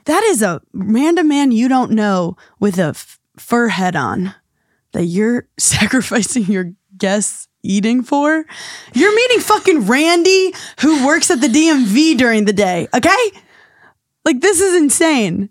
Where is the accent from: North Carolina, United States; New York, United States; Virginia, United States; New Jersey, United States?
New York, United States; New York City; I grew up in New York City